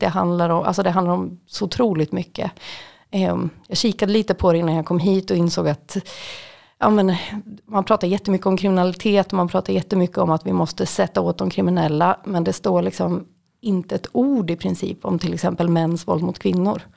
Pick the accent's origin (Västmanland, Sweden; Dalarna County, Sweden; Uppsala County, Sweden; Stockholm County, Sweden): Västmanland, Sweden; Sala; moved away as an adult; also born or lived in Västerås / Gothenburg; now in Malmö, Sweden; runt om Sala där jag kommer ifrån